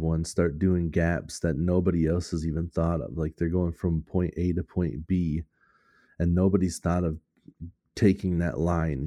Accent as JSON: {"language": "English", "country": "United States", "said": "I'm American"}